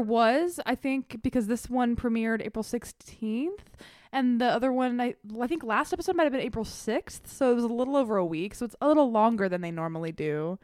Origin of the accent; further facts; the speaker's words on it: the South, United States; I grew up in the South